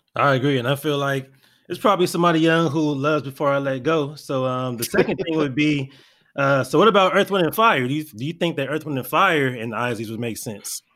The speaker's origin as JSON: {"language": "English", "region": "California", "country": "United States", "tie": "born or raised there", "also_born_or_lived": "Florida", "moved": "as an adult", "said": "me being a California native, even though I'm not from the Bay"}